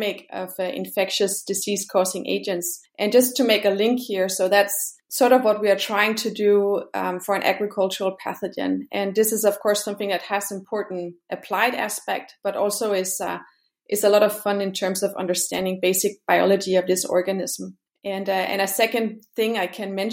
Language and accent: English; Denmark; also born or lived in Brazil / Switzerland; now in Kiel, Germany; I am originally from Denmark.